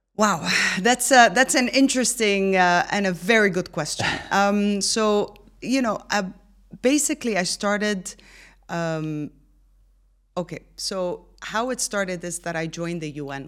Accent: Egypt; now in Dubai, United Arab Emirates; born and raised in Egypt, but I've lived, studied, and worked in more than seven countries

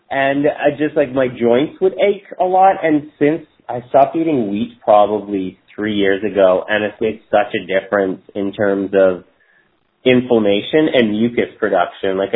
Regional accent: Toronto, Ontario, Canada; moved away as an adult; also born or lived in Tofino, British Columbia; now in Victoria, Canada; I grew up in Toronto, Ontario, Canada, and I moved to the West Coast probably about 15, 16 years now, and just been basically living the dream. I lived in Tofino with my wife for about four years.

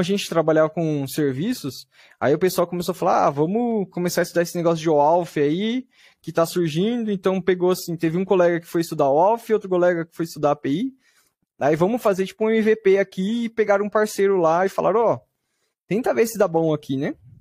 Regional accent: Bauru, São Paulo, Brazil; eu sou de Bauru, do interior de São Paulo.

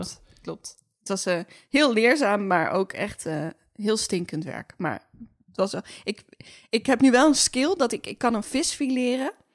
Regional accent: Groningen, Netherlands; Groningers, waar ik vandaan kom

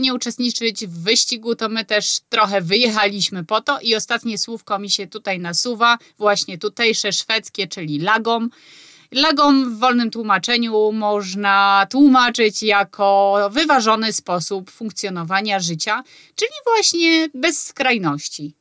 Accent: Poland; moved away as an adult; now in Sweden; Ja na przykład pochodzę z małego miasta i u mnie na spokojnie się mówiło

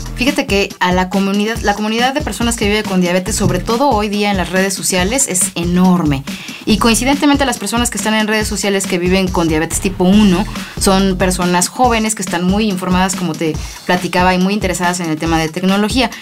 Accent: Mexico; Nosotros somos los segundos mexicanos, orgullosamente

